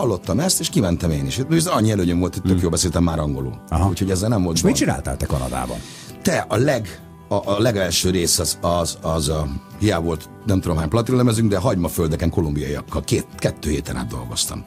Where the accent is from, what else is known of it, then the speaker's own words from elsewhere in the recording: Budapest, Hungary; moved away as an adult; also born or lived in Canada / Manhattan, New York; a Király utcára, meg a Lövölde térről, ahol felnőttem, meg ahol születtem